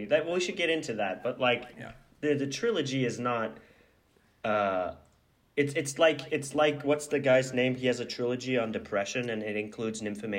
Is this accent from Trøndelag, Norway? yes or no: no; Oslo, Norway; I think that it's more about like growing up in Oslo, as I was saying